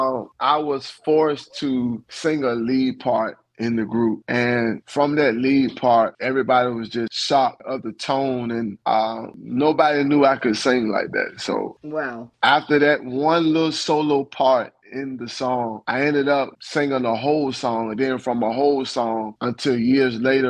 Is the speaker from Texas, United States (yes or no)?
no; Franklin, Virginia, United States; I was born and raised in Franklin, small country town called Franklin, Virginia, where everyone knows everyone